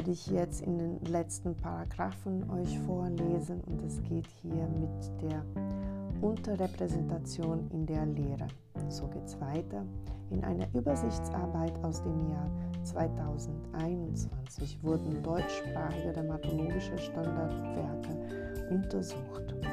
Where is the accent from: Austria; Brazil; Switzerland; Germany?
Brazil; born there; German is a second language; ich komme selber gebürtig aus Brasilien, deswegen ist auch